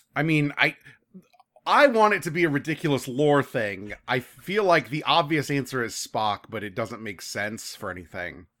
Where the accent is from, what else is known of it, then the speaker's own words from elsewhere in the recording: Orlando, Florida, United States; I'm from Orlando